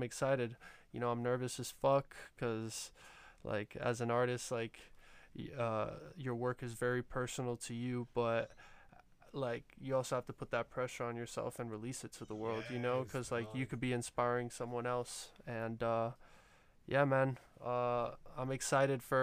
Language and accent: English; Miami, Florida, United States; we're from Miami, and we want to really get, like, love from our hometown